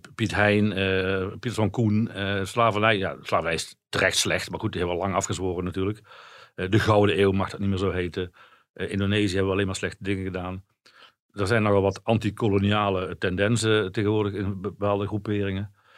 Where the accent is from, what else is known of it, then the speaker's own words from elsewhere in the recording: Netherlands; als Nederlanders